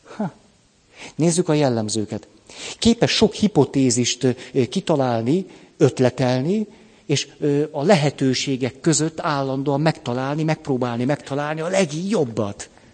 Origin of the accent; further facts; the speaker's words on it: Budapest, Hungary; hát a Moszkva térnél egy bérházban nevelkedtem föl